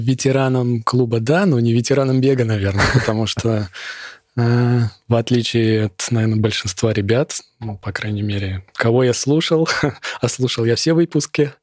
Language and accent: Russian; Moscow, Russia; Я из Москвы